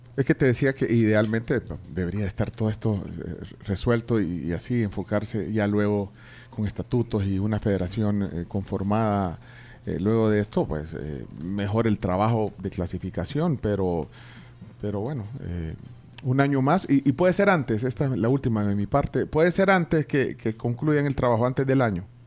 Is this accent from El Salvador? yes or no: yes; El Salvador; queremos los salvadoreños